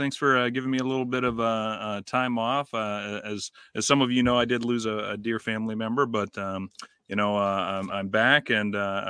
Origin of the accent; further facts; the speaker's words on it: Iowa, United States; growing up in Iowa.